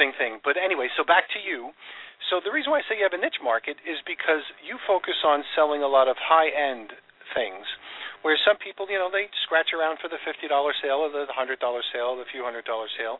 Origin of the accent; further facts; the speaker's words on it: New York, United States; I grew up in New York